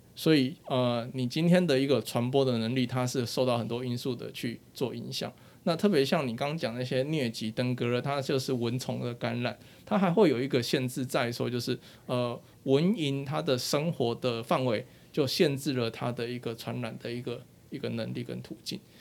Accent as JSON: {"language": "Chinese", "country": "Taiwan", "said": "我们算是蛮庆幸地活在这一个国家"}